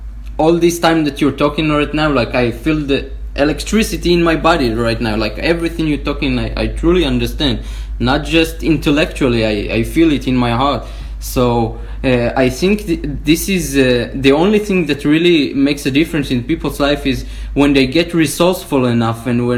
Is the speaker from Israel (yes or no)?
yes; Israel; English is a second language; now in United States; I came from Israel.